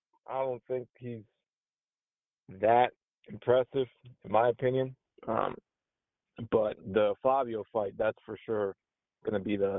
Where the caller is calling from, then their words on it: Maryland, United States; I'm calling you from the DMV area, particularly Maryland.